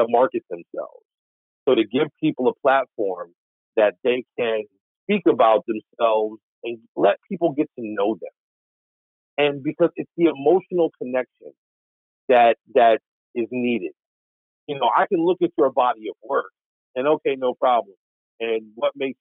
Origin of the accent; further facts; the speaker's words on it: upstate New York, United States; also born or lived in Washington State; being a New Yorker, upstate New Yorker